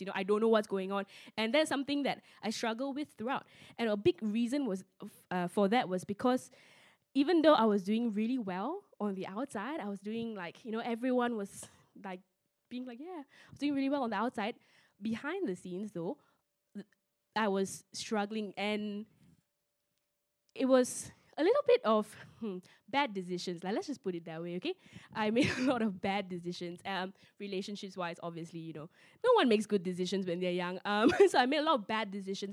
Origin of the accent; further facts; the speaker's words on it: George Town, Penang, Malaysia; I was growing up in Penang